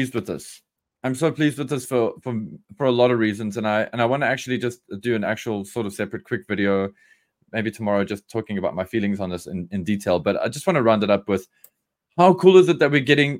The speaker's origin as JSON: {"language": "English", "country": "South Africa", "said": "We are South Africans"}